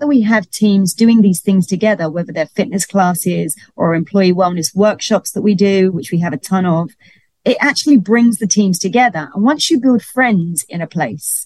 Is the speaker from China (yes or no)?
no; London, United Kingdom; moved away as an adult; now in Miami, United States; I'm from London, if you didn't notice an accent. and I came over here because of the cruise ships. But once I got to Miami